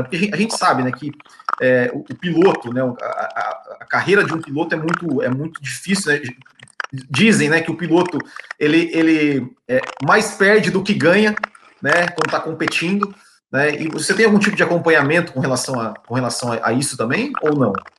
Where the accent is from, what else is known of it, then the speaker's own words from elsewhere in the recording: Paraná, Brazil; now in Brasília, Brazil; eu sou paranaense, mas moro aqui já há algum tempo